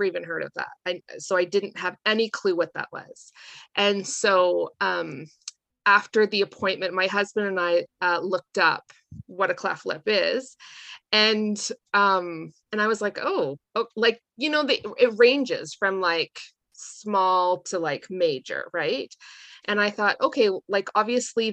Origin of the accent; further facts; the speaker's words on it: Calgary, Alberta, Canada; moved away as an adult; now in Raymond, Canada; my husband and I grew up in Calgary, and we moved to Raymond in 2006, and we've been here ever since.